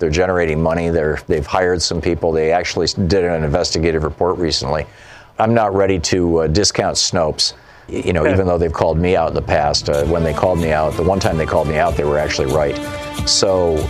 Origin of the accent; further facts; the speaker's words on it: Michigan, United States; moved away as an adult; I grew up in Michigan. I lived there the first 27 years of my life